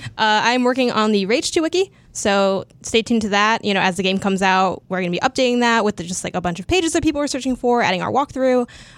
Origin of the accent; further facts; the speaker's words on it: Chicago, Illinois, United States; I'm from Chicago